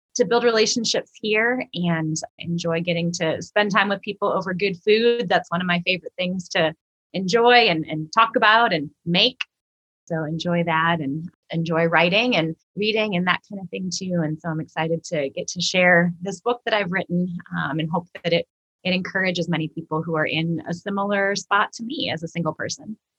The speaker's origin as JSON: {"language": "English", "region": "Minnesota", "country": "United States", "moved": "as an adult", "lives_now": "St. Louis, United States", "said": "I am originally from Minnesota. Uh, I moved to St. Louis about 12 years ago to attend Covenant Seminary"}